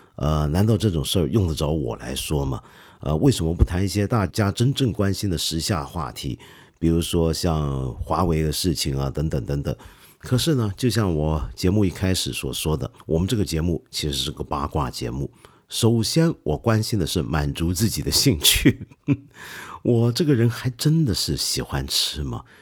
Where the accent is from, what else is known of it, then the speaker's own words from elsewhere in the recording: China; 我们中国人